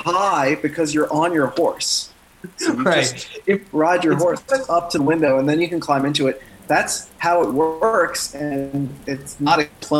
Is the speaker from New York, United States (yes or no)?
no; Texas, United States; I'm from Texas. Okay, that's how it's done in Texas.